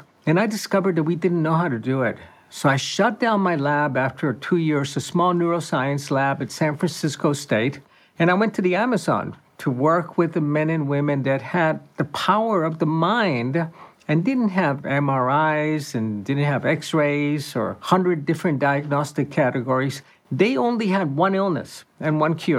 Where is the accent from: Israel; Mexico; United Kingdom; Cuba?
Cuba; moved away; I was born and raised in Cuba